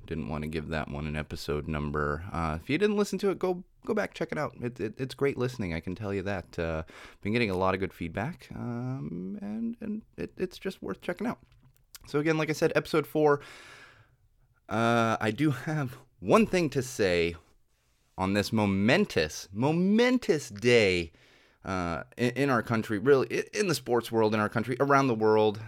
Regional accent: San Diego, California, United States; now in Los Angeles, United States; I grew up in San Diego

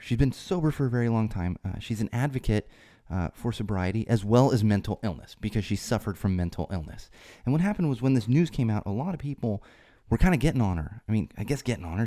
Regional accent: San Diego, California, United States

